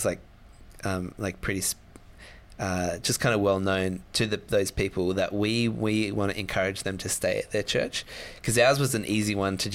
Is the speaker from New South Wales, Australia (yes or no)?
yes; Sydney, New South Wales, Australia; I'm from Sydney